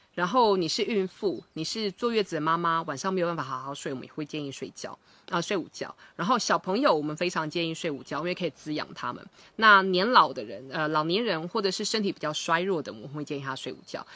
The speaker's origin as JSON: {"language": "Chinese", "country": "Taiwan", "tie": "born or raised there", "said": "我以前小时候在台湾念书的时候，我们中午是有所谓的午睡时间"}